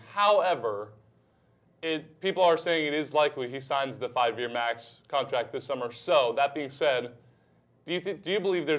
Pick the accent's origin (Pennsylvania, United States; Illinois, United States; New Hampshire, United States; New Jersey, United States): New Hampshire, United States; Durham; moved away; I am originally from Durham, New Hampshire, which happens to be an hour north of Boston